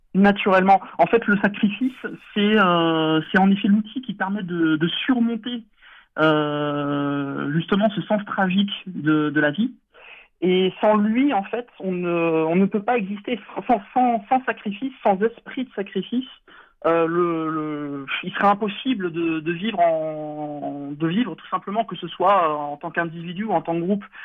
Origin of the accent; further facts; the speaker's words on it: France; en tant qu'Européens, en tant que Français enracinés.